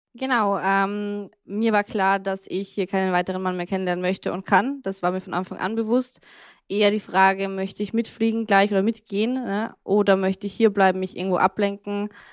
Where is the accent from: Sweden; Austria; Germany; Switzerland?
Austria; ich bin zwar in Österreich aufgewachsen